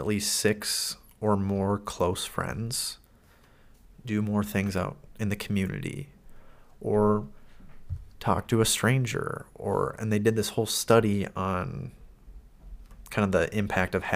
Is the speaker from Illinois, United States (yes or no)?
no; Minnesota, United States; growing up in Minnesota